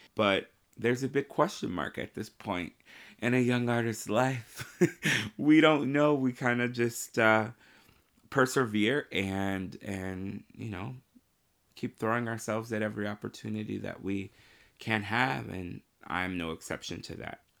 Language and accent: English; Marion, Indiana, United States; I grew up in Marion, Indiana.